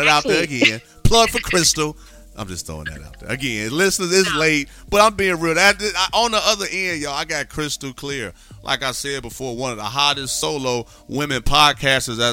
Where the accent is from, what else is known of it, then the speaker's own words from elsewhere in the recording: Midwest, United States; moved away; also born or lived in Texas; I'm from the Midwest